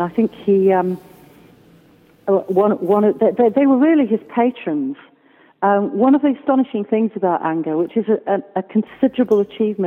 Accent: Wales, United Kingdom; a Welsh woman

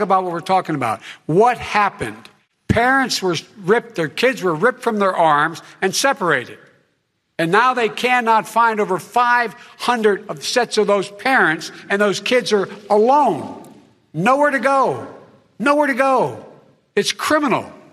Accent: Claymont, Delaware, United States; born or raised there

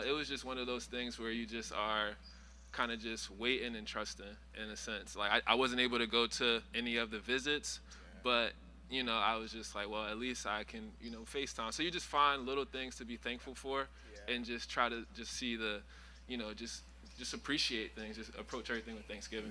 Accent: Philadelphia, Pennsylvania, United States; also born or lived in Los Angeles; now in San Diego, United States; I'm from Philadelphia originally

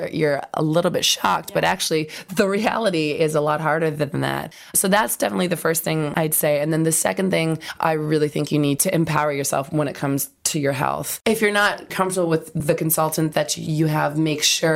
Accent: Canada; now in London, United Kingdom; I'm from Canada

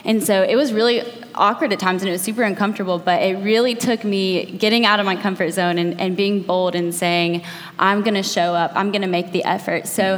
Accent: Athens, Georgia, United States; I just graduated college 2 years ago, and I'm from Athens originally, so I went away for college, moved back home 2 years ago

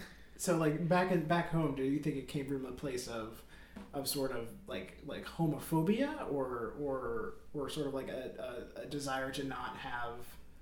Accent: Nassau, New Providence, Bahamas; I'm from Nassau, New Providence, the Bahamas.

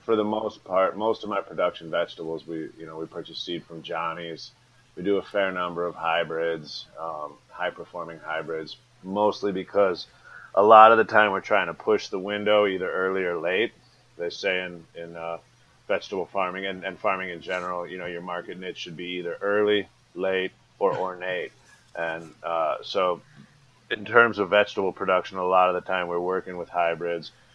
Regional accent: Laytonville, California, United States; I live on Bell Springs Road, which is about 10 miles north of Laytonville, Give or take as the crow flies, 5, maybe 8 miles south of the Humboldt County border, northern Mendocino. My folks are old school back to the landers, so they moved out of the Bay Area. Pops bought the land in 75. They moved up in 1982. They moved up in May. I was born in September.

